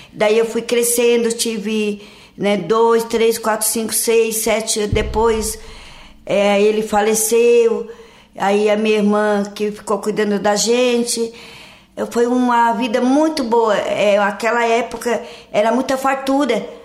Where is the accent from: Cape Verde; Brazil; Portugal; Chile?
Brazil; Lauro Müller, Santa Catarina; also born or lived in São Joaquim; sou natural de Lauro Miller e nasci em São Joaquim e meu pai me trouxe para cá